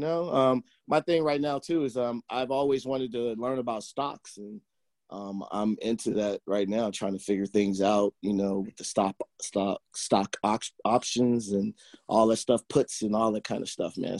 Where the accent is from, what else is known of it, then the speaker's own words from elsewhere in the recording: Oakland, California, United States; also born or lived in Pleasant Hill, California; I grew up in Oakland